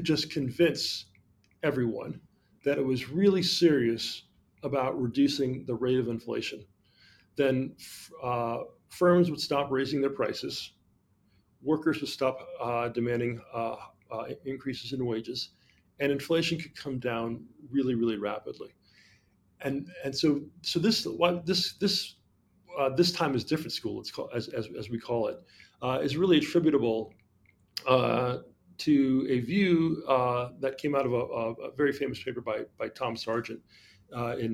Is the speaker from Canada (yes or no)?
no; Jamaica; moved away; But I'm from Jamaica originally